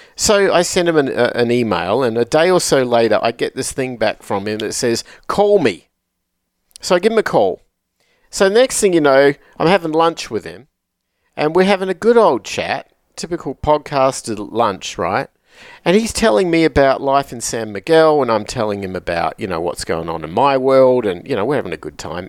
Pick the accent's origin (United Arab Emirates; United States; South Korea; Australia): Australia; Adelaide, South Australia; from my hometown in, in Australia, from the city of Adelaide